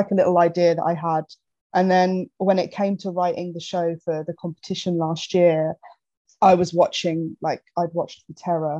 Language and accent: English; Ramsgate, South East England, United Kingdom; I grew up in Ramsgate in Kent, which is just by the ocean.